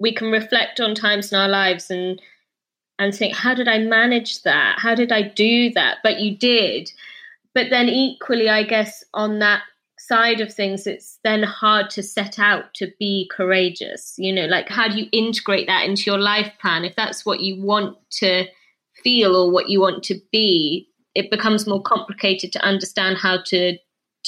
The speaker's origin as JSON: {"language": "English", "region": "Scotland", "country": "United Kingdom", "tie": "born or raised there", "said": "where I was brought up in Scotland."}